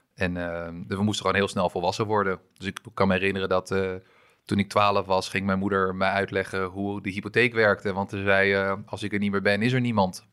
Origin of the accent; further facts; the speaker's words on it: Amstelveen, North Holland, Netherlands; also born or lived in France; ik ben mijn hele leven opgegroeid in, in Amstelveen